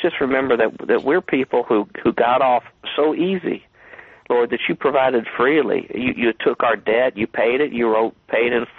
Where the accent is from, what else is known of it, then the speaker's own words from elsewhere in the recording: Kentucky, United States; I'm from Kentucky, and how we pronounce your show is Arn Show